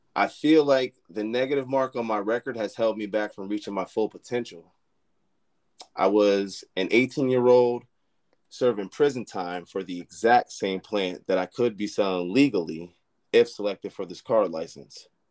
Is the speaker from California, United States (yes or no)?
no; Albany, New York, United States; I grew up in Albany, New York